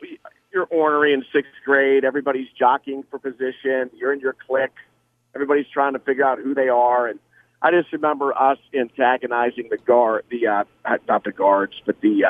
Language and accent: English; Lafferty, Ohio, United States; growing up in Lafferty, every day was camp. I'm out in the boonies anyway.